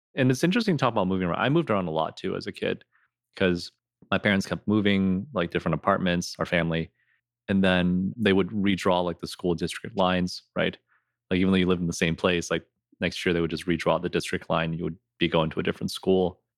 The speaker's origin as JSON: {"language": "English", "town": "Rochester", "country": "United States", "tie": "born or raised there", "said": "growing up in Rochester, we definitely had a smaller Asian population."}